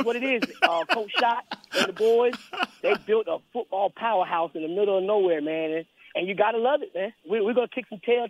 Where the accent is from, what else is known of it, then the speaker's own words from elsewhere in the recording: Princeville, North Carolina, United States; I'm from Princeville, North Carolina.